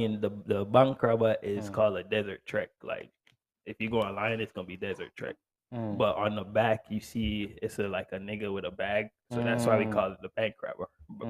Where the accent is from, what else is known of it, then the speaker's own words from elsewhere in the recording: Miami, Florida, United States; I'm from Miami.